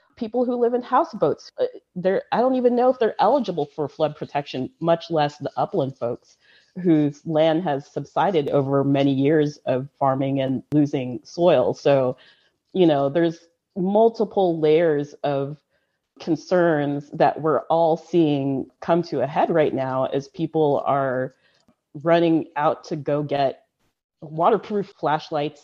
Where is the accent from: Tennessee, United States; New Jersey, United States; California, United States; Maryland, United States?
California, United States; Central Valley; I grew up in the Central Valley